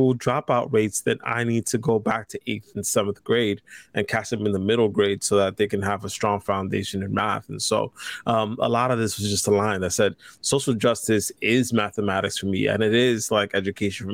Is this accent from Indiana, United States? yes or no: no; New York City, New York, United States; I grew up in the Lower East Side that was just of Manhattan